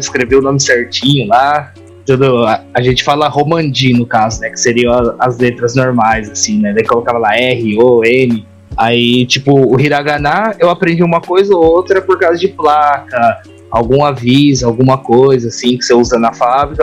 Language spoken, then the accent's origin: Portuguese; Brazil; now in Japan; Vindo diretamente do Japão, mais um brasileiro fazendo review